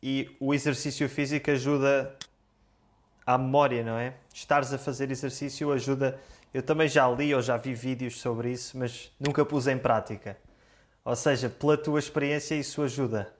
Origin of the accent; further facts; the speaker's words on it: Portugal; first language Portuguese; Eu sou português